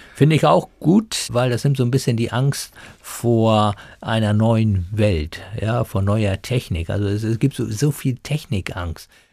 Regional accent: Germany; bei uns in Deutschland

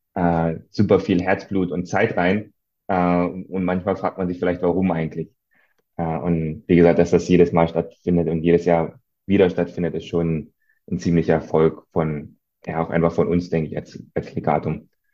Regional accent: East Germany, Germany; als Ostdeutscher

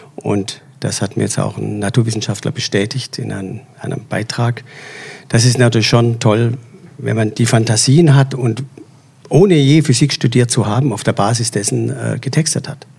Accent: Swabia, Baden-Württemberg, Germany; als Schwabe

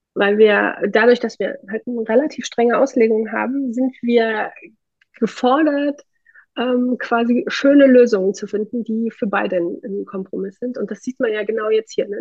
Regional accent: Thuringia, Germany; ich komme aus Thüringen, wir haben hier eine sehr äh, aktive Gründerlandschaft

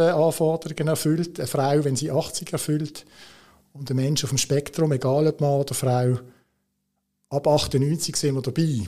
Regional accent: Switzerland; als Schweizer hast du natürlich immer so ein bisschen das in Watte packen, das ist bei uns sehr, sehr, sehr prominent

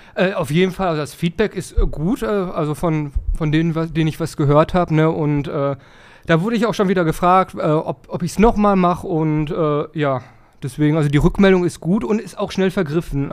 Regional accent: Dorsten, North Rhine-Westphalia, Germany; moved away as an adult; now in Kirchhellen, Germany; Ursprünglich komme ich aus Dorsten, aber ich wohne da jetzt Seit ein paar Jahren

